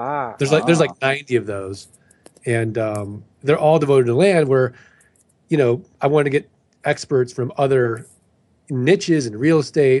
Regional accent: St. Louis, Missouri, United States; moved away; I'm from originally from St. Louis.

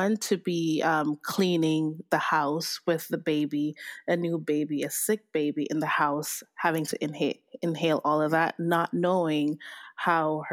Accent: Jamaica; moved away; I'm Jamaican, and I grew up with my grandparents on the island

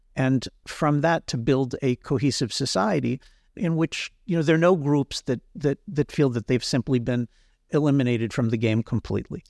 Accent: United States; now in Israel; when I was growing up in the United States

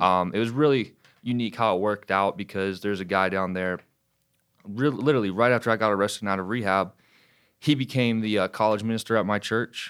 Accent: Wilmington, North Carolina, United States; now in Charlotte, United States; I'm f, originally from Wilmington, North Carolina. Now I live in Charlotte. Um, I grew up down there

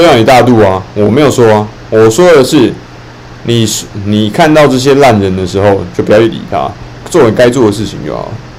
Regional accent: Fujian, China; 如果你不是福建人的，就算你是福州人，有一些闽南语你都听不懂啊。今天科普一下啊，因为我们地区方言嘛

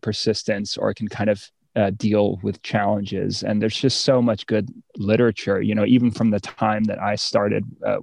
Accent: East Coast, United States; now in California, United States; I'm from the East Coast

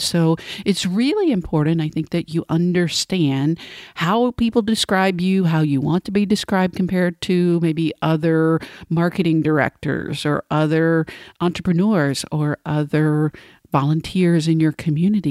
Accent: Cleveland, Tennessee, United States; moved away; I'm coming to you today from Cleveland, Tennessee, my hometown, from my childhood bedroom, actually, where I'm visiting family over the weekend

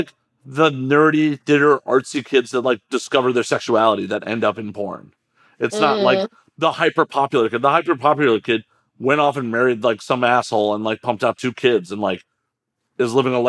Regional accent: Chicago, Illinois, United States; now in Los Angeles, United States; I'm from Chicago originally

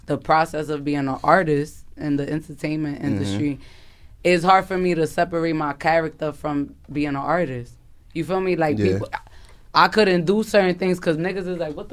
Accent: Philadelphia, Pennsylvania, United States; I'm born and raised in Philly

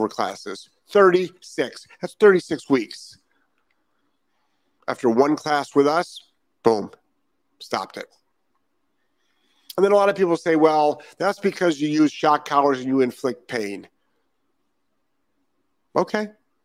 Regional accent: Lyndhurst, Ohio, United States; moved away; I'm from Ohio. I'm from the east side of Cleveland, Lyndhurst, Ohio. Graduated Brush High School in 1984

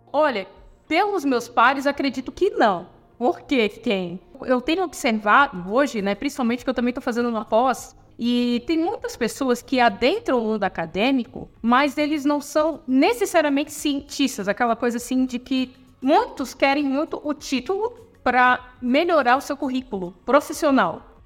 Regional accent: Palhoça, Santa Catarina, Brazil; Sou natural aqui de Santa Catarina. Minha família também é natural, uma cidade chamada Palhoça, na Grande Florianópolis

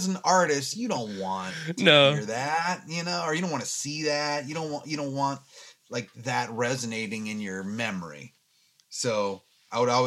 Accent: Fairfax County, Virginia, United States; moved away as an adult; now in Los Angeles, United States; I grew up in Fairfax County, Virginia, and, you know, that will always be my home, but I've now lived in Los Angeles for 20 years

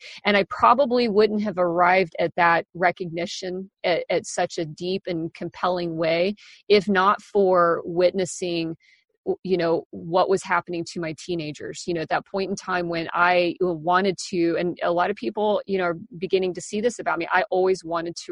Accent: Kansas, United States; moved away as an adult; also born or lived in Seattle; when I turned 18, I moved from Kansas

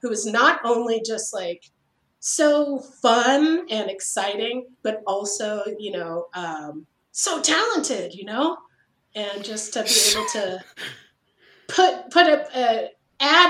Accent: Berkeley, California, United States; I grew up in Berkeley.

